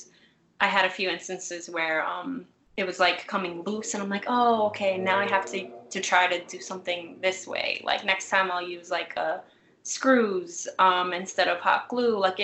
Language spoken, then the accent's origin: English; New York City, New York, United States; I'm from Brooklyn.